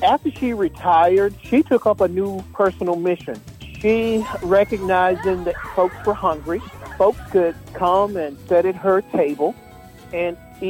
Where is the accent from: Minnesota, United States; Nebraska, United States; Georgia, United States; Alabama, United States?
Alabama, United States; Dothan; I grew up in the Baptist Bottom